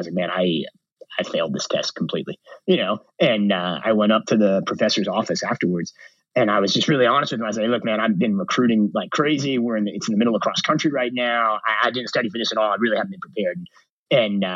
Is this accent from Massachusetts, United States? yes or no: no; New York, United States; I'm from New York, you know, I grew up 30 minutes outside the city.